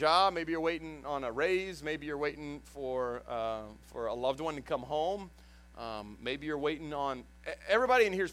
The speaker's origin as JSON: {"language": "English", "town": "Houston", "region": "Texas", "country": "United States", "also_born_or_lived": "Dallas area, Texas", "moved": "yes", "lives_now": "Jennings, United States", "said": "I came from Houston. That's where I was originally from, and the Dallas area"}